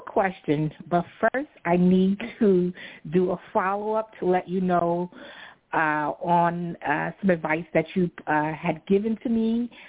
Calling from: New York City, New York, United States; I'm calling from New York City.

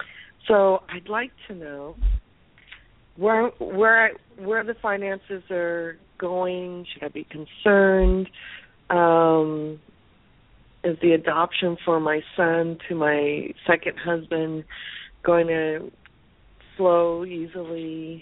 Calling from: California, United States; I'm calling from California.

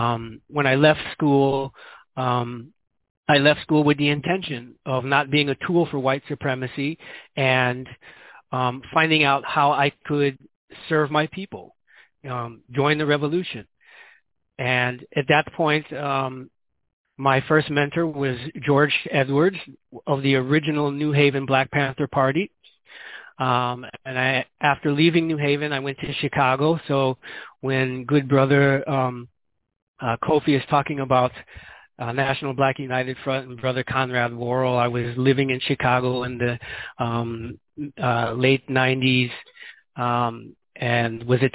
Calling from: Guinea-Bissau; Because as I said, I'm calling here from Guinea-Bissau.

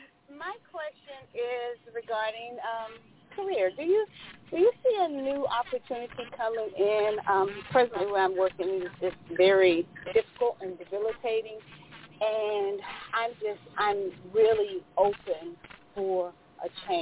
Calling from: Georgia, United States; I'm actually calling from Georgia.

